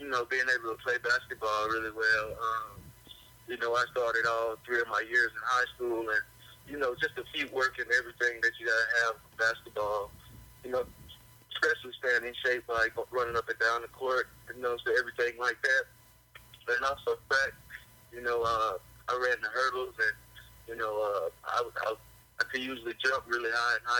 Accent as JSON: {"language": "English", "region": "Arkansas", "country": "United States", "tie": "born or raised there", "said": "growing up in Arkansas, you know, we don't have an NFL team and everybody loved the Razorbacks"}